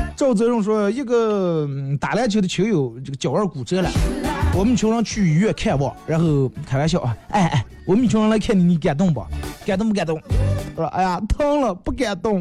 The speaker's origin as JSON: {"language": "Chinese", "town": "Bayannur", "region": "Inner Mongolia", "country": "China", "tie": "born or raised there", "said": "咱们在巴芒长大这种小啊小时候的一些东西"}